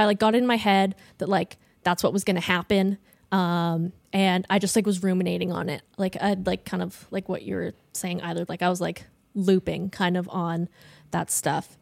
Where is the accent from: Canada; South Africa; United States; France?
Canada; Ontario; moved away as an adult; I'm from Ontario. I go to school out here